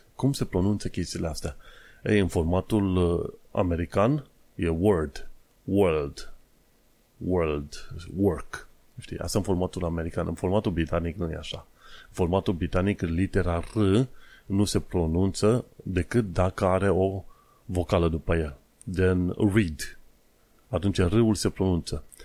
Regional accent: Romania; now in London, United Kingdom; sunt român

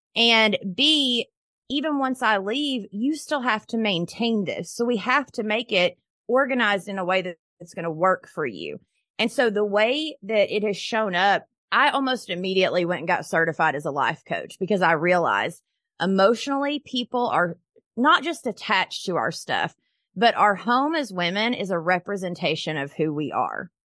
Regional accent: Knoxville, Tennessee, United States; I am from Knoxville, Tennessee

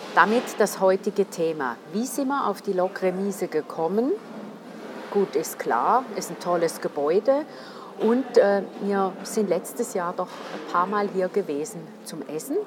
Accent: St. Gallen, Switzerland; als St. Galler oder St. Gallerin

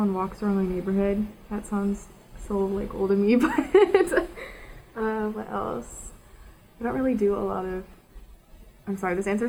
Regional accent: Frisco, Texas, United States; moved away as an adult; now in Nashville, United States; I'm originally from Frisco, Texas, which is outside Dallas, but about 2 years ago, we relocated to Nashville.

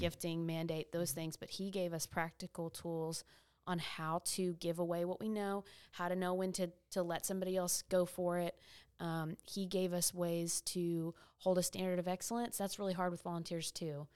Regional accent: East Texas, United States; my hometown

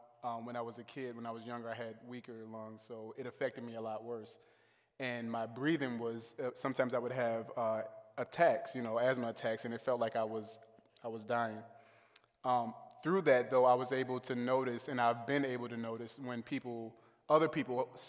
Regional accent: the South, United States; And I was raised in the South

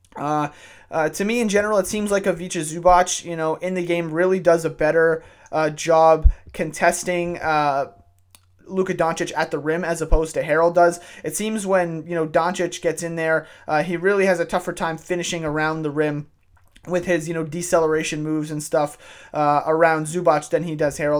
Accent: Canada; I'm a white male living uh, living and growing up in Canada

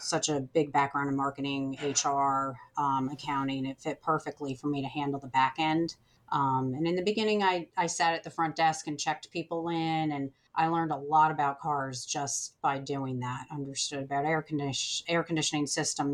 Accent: New Jersey, United States; moved away as an adult; now in Charlotte, United States; I was born in New Jersey

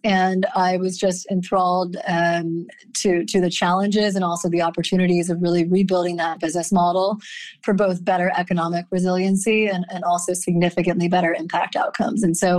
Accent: Grinnell, Iowa, United States; also born or lived in Midwest / Rust Belt; So I am actually an Iowa gal originally. I was born in Grinnell, Iowa, to very academic, technology, and creativity-focused household. So I grew up in small college towns in the Midwest and the Rust Belt

